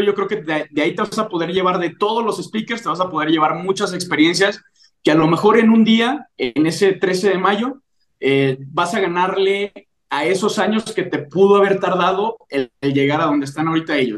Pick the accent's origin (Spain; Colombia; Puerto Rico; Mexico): Mexico; León, Guanajuato; yo soy de León, Guanajuato